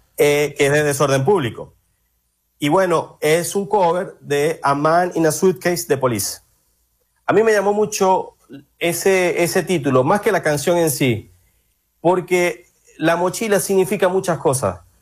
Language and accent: Spanish; Maracaibo, Zulia, Venezuela; moved away as an adult; also born or lived in Argentina; now in Brazil; soy maracucho